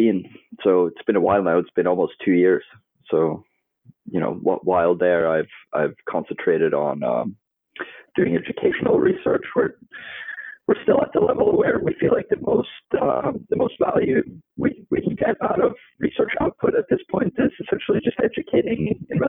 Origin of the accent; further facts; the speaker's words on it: Norway; moved away as an adult; also born or lived in United States / Barcelona / London; I grew up in Norway, kind of in rural middle of nowhere